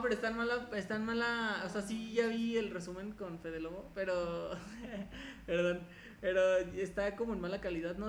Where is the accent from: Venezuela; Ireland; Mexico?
Mexico; also born or lived in León, Guanajuato